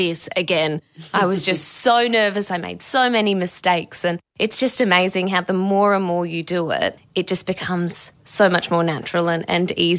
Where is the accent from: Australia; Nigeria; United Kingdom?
Australia; Perth, Western Australia; in Perth, my hometown